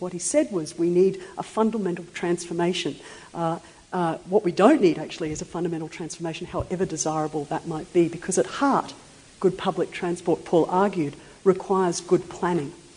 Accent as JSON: {"language": "English", "region": "Queensland", "country": "Australia", "said": "I come from Queensland"}